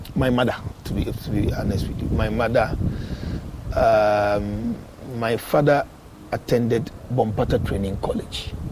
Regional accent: Accra, Greater Accra, Ghana; also born or lived in Ashanti Region villages; I was born in Accra.

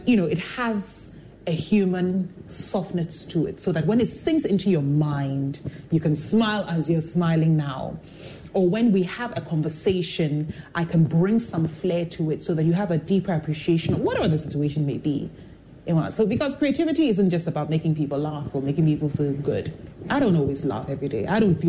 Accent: Jerusalem, Jerusalem District, Israel; born there; I was born in Jerusalem.

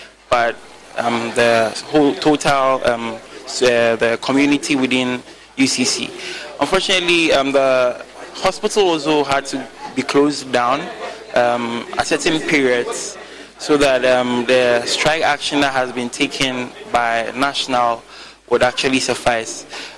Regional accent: Sunyani, Bono, Ghana; I'm from Sunyane.

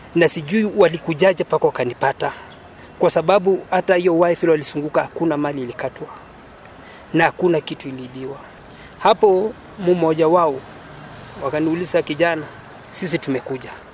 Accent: Kitale, Trans-Nzoia County, Kenya; mimi natoka Kitale

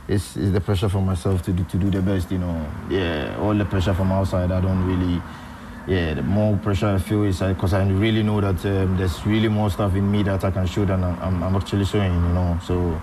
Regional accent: Ghana; where I grew up in Ghana

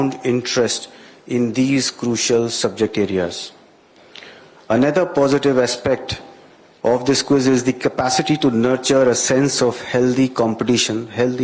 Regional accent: India; now in Ghana; I'm an Indian

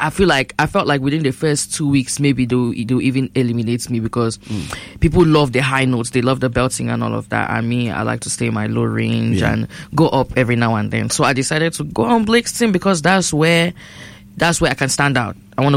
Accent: Northwest Region, Cameroon; I'm from Babanki and Bacham. So those are the dialects that they speak.

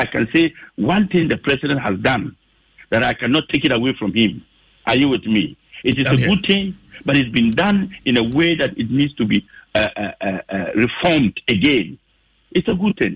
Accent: Germany; now in Ghana; I've lived in Germany for 19 years. I grew up in Germany.

